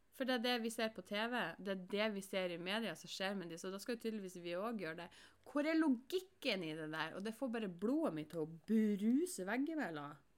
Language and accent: Norwegian; Norway; jeg som nordmann